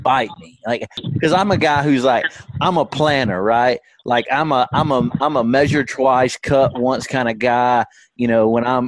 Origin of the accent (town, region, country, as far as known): the Shoals, Alabama, United States; born or raised there